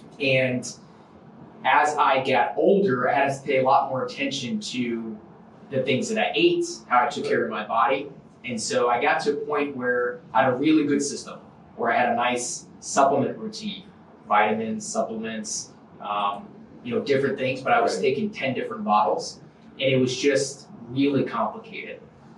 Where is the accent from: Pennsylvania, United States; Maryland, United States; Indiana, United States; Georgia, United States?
Georgia, United States; Warner Robins; And so just to make things simple, I say I'm from Warner Robins, Georgia.